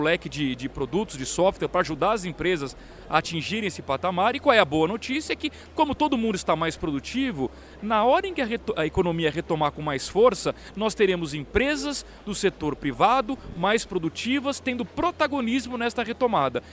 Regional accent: Brazil; Eu, como brasileiro

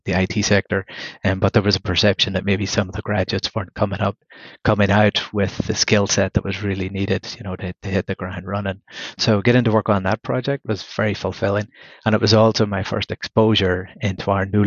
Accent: Belfast, Northern Ireland, United Kingdom; moved away; also born or lived in Galway / Dublin; originally I'm from Belfast in the north of Ireland

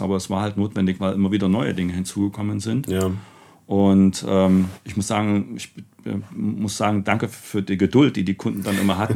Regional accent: Vienna, Austria; komme ja nur aus Wien

